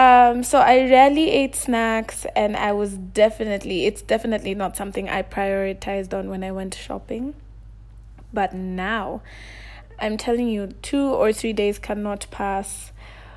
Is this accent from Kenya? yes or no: yes; Kenya; also born or lived in Nairobi, Kenya; I'm from Kenya and I live in Nairobi.